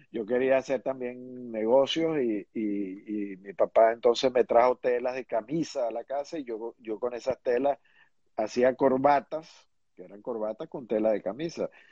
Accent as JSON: {"language": "Spanish", "country": "Venezuela", "tie": "born or raised there", "also_born_or_lived": "New York, United States", "said": "yo, yo me eduqué y crecí en Venezuela."}